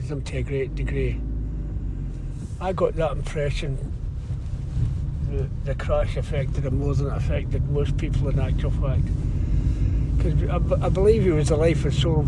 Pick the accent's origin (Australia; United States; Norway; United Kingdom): United Kingdom; Glasgow, Scotland; moved away as an adult; also born or lived in Manchester; I was born in Glasgow, but my family were all Irish. And the area I lived in was brought up in the Gorbals in Glasgow, was all Irish